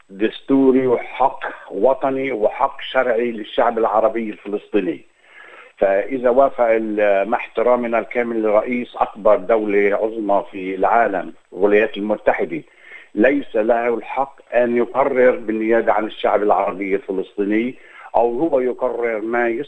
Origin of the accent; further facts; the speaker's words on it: Jerusalem, Palestine; انا من مواليد القدس وتربيت من مواليد القدس وكبرت في القدس وتعلمت في القدس